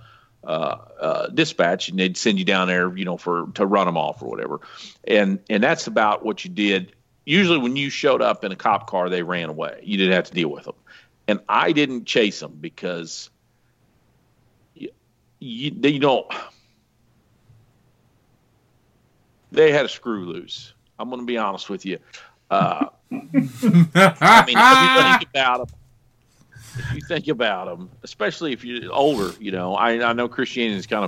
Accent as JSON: {"language": "English", "region": "the Ozarks", "country": "United States", "tie": "born or raised there", "said": "I grew up out here in the Ozarks"}